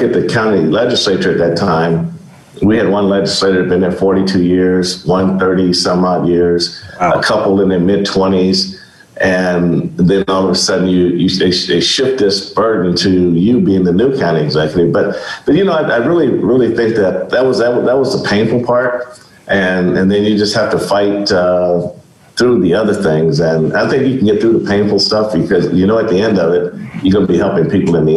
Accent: Kansas City, Missouri, United States; also born or lived in Greenville, Mississippi; I grew up in Kansas City. I was by way of Greenville, Mississippi. I moved to Kansas City when I was in second grade.

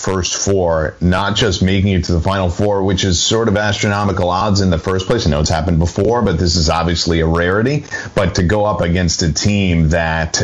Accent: New York, United States; I grew up in New York

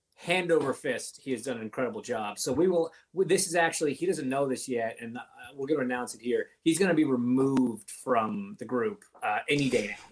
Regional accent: Canada; I grew up in Canada.

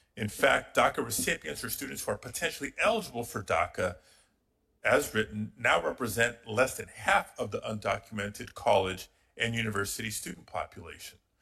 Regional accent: California, United States; my home state of California

